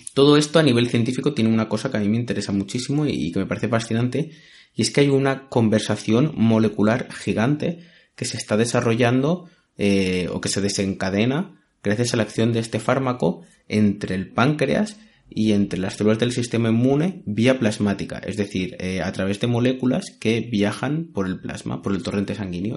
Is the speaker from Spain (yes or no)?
yes; Spain; los que como yo somos españoles